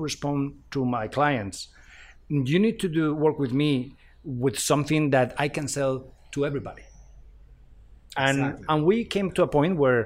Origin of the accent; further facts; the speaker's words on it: Spain; moved away; I'm from Spain